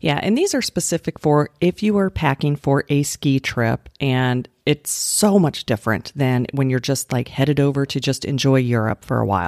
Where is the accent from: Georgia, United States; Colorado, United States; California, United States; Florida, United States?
Colorado, United States; moved away; also born or lived in Utah; I grew up in Colorado, and I lived in Utah